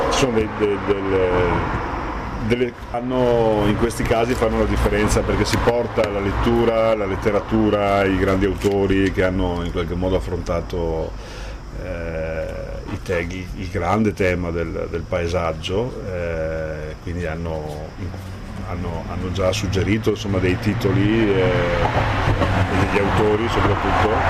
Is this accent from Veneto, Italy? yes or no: yes; Treviso, Veneto, Italy; io sono trevigiano ma della sinistra piave, sono, ci sono delle sfumature che sembrano sembrano sonature ma sono cose poi di sostanza